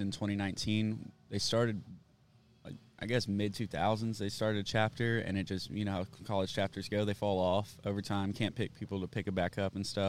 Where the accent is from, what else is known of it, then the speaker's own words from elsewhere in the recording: Austin, Texas, United States; I grew up in South Austin